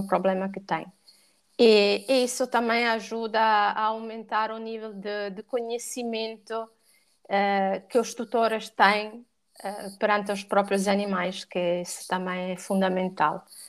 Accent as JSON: {"language": "Portuguese", "country": "Italy", "accent": "Italian", "second_language": "Portuguese", "moved": "yes", "lives_now": "Portugal", "said": "eu sou italiana"}